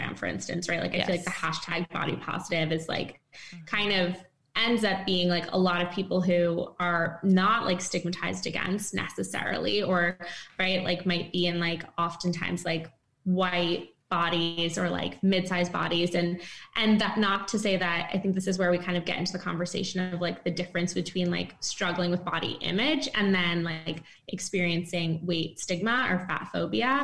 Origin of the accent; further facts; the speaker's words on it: East Coast, United States; moved away as an adult; now in San Francisco, United States; I'm from the East Coast, but then moved recently back over to San Francisco.